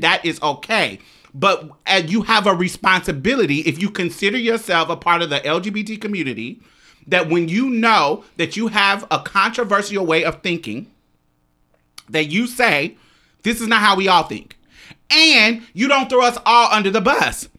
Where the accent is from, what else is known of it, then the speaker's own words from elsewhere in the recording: Chicago, Illinois, United States; I'm from the South Side of Chicago